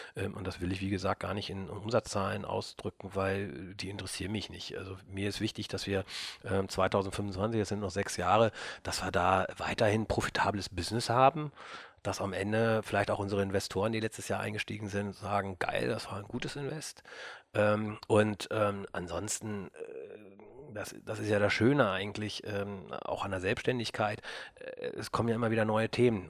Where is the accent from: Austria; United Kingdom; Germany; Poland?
Germany; Burgdorf, Lower Saxony; also wir kommen aus Burgdorf, Christian und ich. da sind wir aufgewachsen